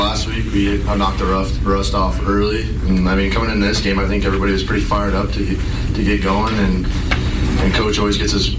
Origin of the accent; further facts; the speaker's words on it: Montana, United States; we're all from Montana